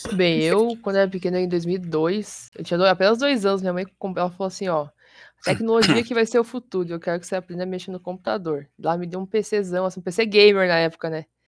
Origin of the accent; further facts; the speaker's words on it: Curitiba, Paraná, Brazil; sou de Curitiba, tenho 21 anos